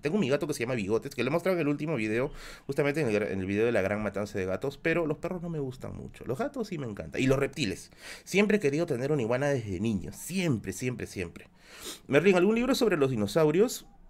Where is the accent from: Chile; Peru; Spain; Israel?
Peru; Tacna; moved away; also born or lived in Villa El Salvador, Lima, Peru; mi tierra, mi tierra, Tacna es mi tierra. Tacna es la tierra en la cual yo, yo nací